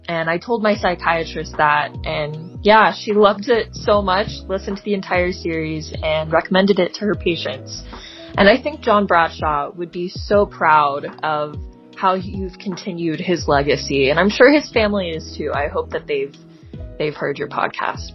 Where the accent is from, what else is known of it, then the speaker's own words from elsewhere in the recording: Texas, United States; I'm a submarine from Texas.